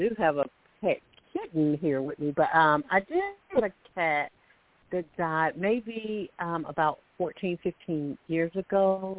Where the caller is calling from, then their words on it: Alabama, United States; I'm calling from Alabama.